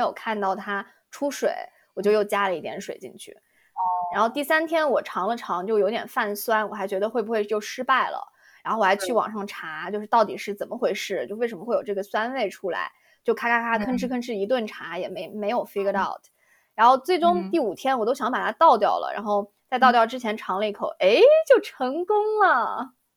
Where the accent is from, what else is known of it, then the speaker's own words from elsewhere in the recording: Yunnan, China; accent: Yunnanese; now in United States; 我嗯们云南话叫甜白酒